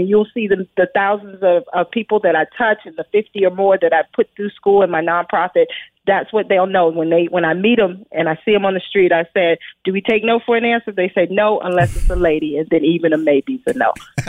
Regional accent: Brooklyn, New York, United States; born or raised there

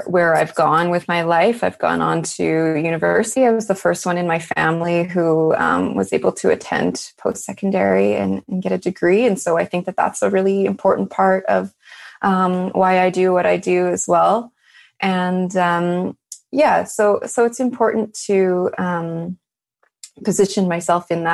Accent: Lorette, Manitoba, Canada; also born or lived in Hamilton / Toronto; now in Winnipeg, Canada; I grew up in a small town just outside the city. I grew up in Lorette

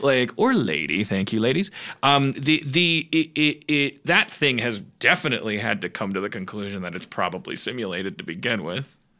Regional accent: Midwest, United States; I grew up in the Midwest

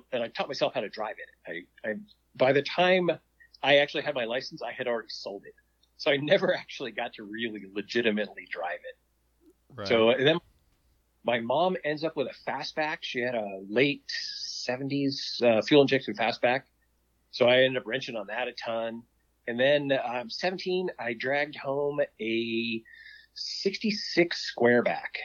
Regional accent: Southern California, United States; also born or lived in back east; we eventually moved to the West Coast. I grew up in Southern California

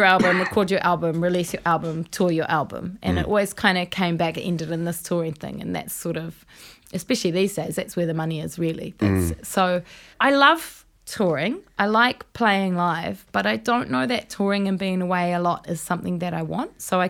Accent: Raglan, Waikato, New Zealand; Well, yeah, I was from Raglan.

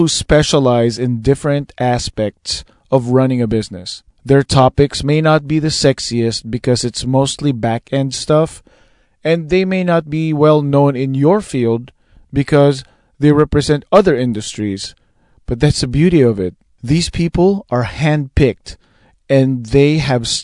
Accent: Philippines; I'm Filipino and I'm Asian

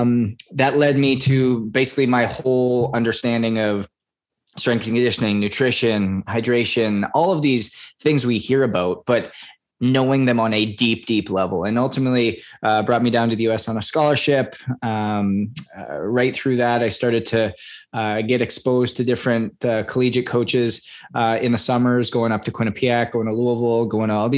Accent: Canada; I was born and raised in Canada.

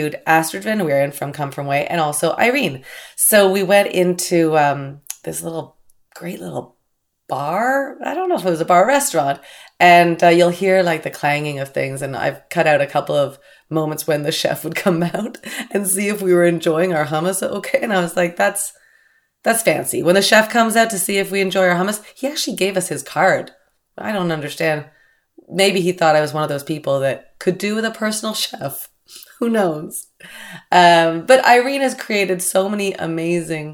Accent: Canada; now in Los Angeles, United States; I'm a Canadian girl. I was brought up shoveling snow and making forts in the cul-de-sac

